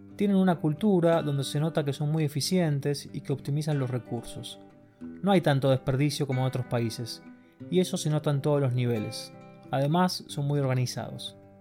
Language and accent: Spanish; Argentina; moved away as an adult; also born or lived in Germany